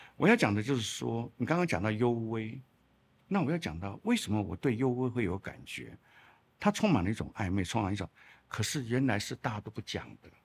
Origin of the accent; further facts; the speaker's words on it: Chiayi, Taiwan; moved away; also born or lived in Shandong (ancestry); 我小时候的住在嘉义